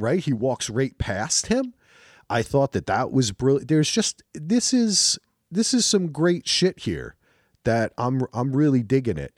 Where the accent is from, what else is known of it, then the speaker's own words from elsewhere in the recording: New Jersey, United States; moved away; also born or lived in North Carolina; I'm from New Jersey